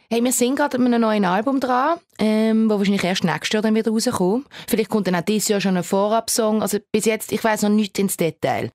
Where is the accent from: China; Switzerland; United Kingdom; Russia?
Switzerland; accent: Baseldeutsch